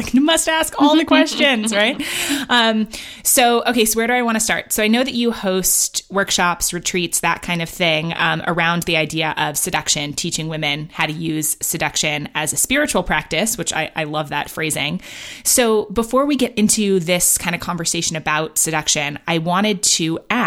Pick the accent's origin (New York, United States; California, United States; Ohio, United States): New York, United States; moved away as an adult; also born or lived in London / Los Angeles / San Francisco; now in Bend, United States; I grew up in New York actually as well